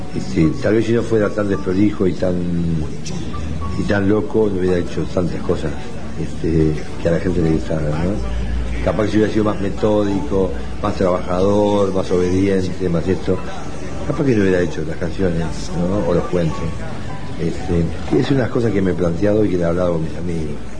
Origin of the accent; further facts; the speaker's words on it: Uruguay; Nací en el Uruguay, en un país muy pacífico allá en Guadalajara, en el 43.